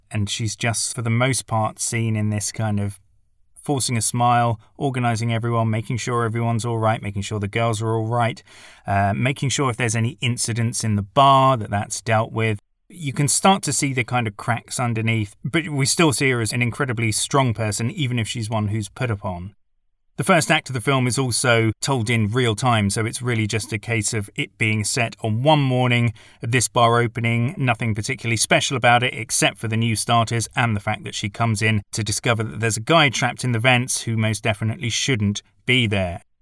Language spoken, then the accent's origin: English; United Kingdom; I'm British and not American